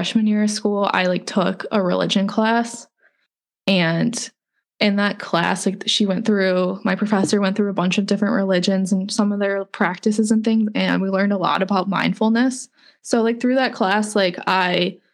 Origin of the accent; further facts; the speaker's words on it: Cleveland, Ohio, United States; moved away as an adult; also born or lived in Tampa; I grew up in Cleveland and then I moved to Tampa for school